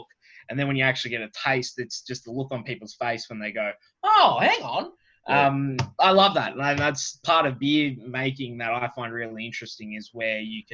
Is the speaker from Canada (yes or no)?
no; Australia; also born or lived in London, United Kingdom; being an Aussie